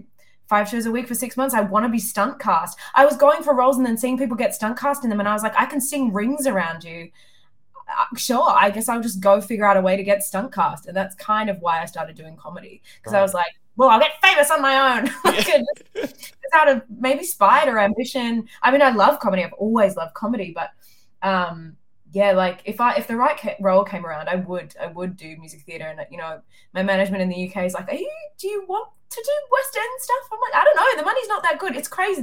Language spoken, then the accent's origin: English; Wagga Wagga, New South Wales, Australia; I grew up in Wagga Wagga